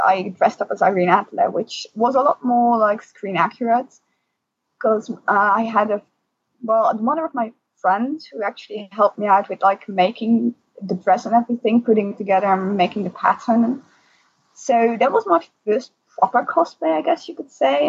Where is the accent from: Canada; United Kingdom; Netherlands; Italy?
Netherlands; also born or lived in Alphen aan den Rijn; from the Netherlands